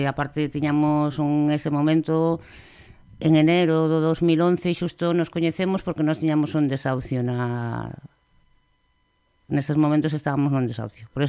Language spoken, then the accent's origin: Galician; O Porriño, Galicia, Spain; moved away as an adult; now in Vigo, Spain; Eu creíme en Pontellas, un lugar que se chama Pontellas, e aí dentro hai outro lugar pequeniño que lle chamaban a Belenda